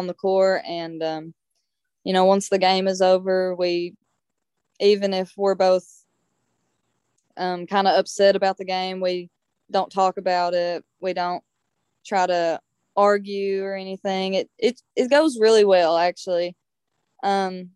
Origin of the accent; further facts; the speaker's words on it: eastern Kentucky mountains, United States; just another mountain girl